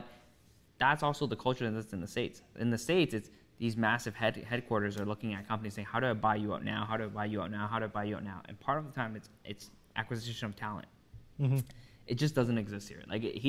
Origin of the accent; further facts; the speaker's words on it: Toronto, Ontario, Canada; We're not proud to be from a Vaughan, from a Markham, we're from Toronto.